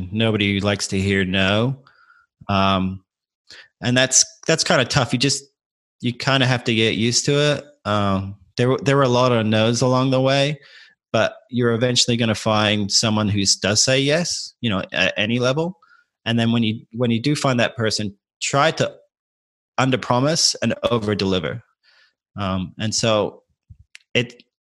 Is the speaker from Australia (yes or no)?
yes; Adelaide, South Australia, Australia; moved away as an adult; now in United States; I grew up in Adelaide